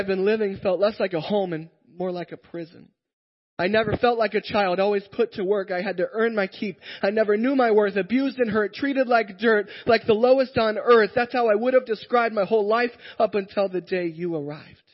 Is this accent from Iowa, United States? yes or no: yes; Iowa, United States; I am from Iowa